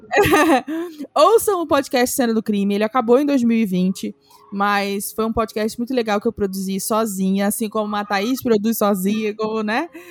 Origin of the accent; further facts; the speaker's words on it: Rio de Janeiro, Brazil; essa foi a minha infância no Camurim, em Jacarepaguá, no Rio de Janeiro.